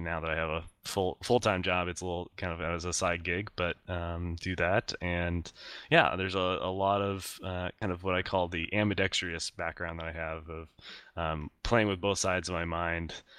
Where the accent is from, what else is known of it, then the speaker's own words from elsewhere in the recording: Iowa, United States; grew up in uh, Iowa, uh, the middle of the United States